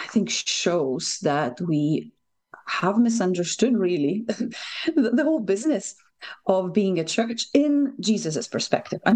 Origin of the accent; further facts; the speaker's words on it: Lithuania; English is a second language; moved away as an adult; now in Scotland, United Kingdom; Probably from my accent, you will realize I'm not native, I'm not local, although Scotland has been an adopted home, great adopted home for me for the last 8 years or so. But I was born in Lithuania when it was still part of the Soviet Union.